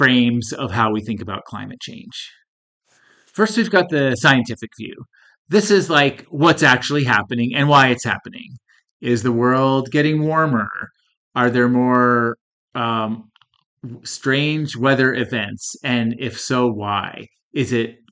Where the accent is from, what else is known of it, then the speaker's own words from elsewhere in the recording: Northeast, United States; now in Colorado, United States; I grew up in the Northeast where it's dreary and cold almost all year round, and I moved out to this warm, dry, sunny climate